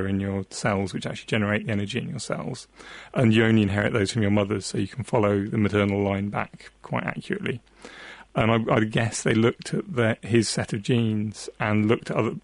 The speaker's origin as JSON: {"language": "English", "area": "South Devon", "region": "South West England", "country": "United Kingdom", "tie": "born or raised there", "moved": "yes", "said": "I grew up in South Devon, right on the coast"}